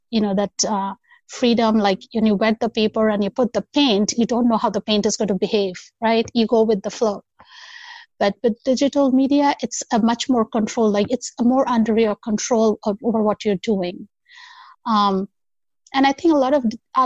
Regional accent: Kolkata, West Bengal, India; now in United States; So I come originally from India, Calcutta, to be precise. It's called Kolkata now. I'm currently in the United States.

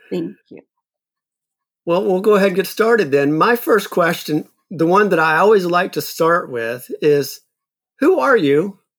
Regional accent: the Bible Belt, United States; we actually have something in common we grew up in the Bible Belt, and she's a Muslim.

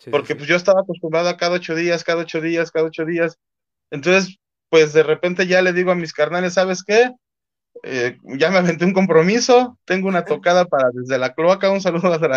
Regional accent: Mexico; pues si soy mexicano, ¿por qué en inglés, no?

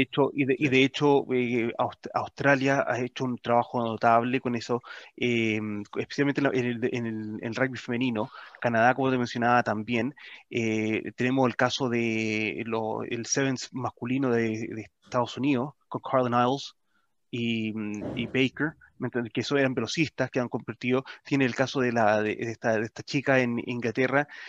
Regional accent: Chile

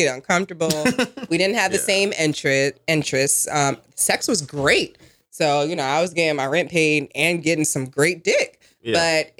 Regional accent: New Jersey, United States; I'm from Jersey

